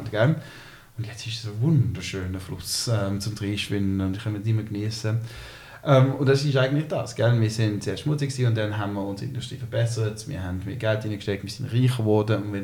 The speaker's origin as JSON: {"language": "German", "country": "China", "tie": "born or raised there", "said": "Ich bin in China aufgewachsen. Mein Vater ist mit der Schweizer Firma Roche, äh, sind wir auf ähm, China ausgewandert. Ich bin ein Kind Globalisierung."}